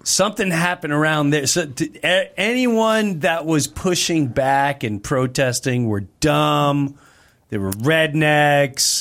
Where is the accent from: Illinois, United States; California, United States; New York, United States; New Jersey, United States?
New York, United States; Nassau County, Long Island; I'm from Nassau County